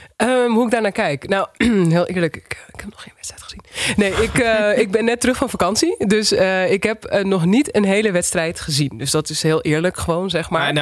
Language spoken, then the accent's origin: Dutch; Wilnis, Utrecht, Netherlands; also born or lived in Uithoorn; ik kom uit Uithoren, Wilnis, Argon